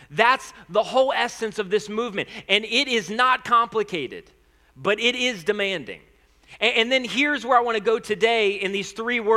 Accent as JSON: {"language": "English", "country": "United States", "tie": "born or raised there", "first_language": "English", "said": "I was born in the United States of America"}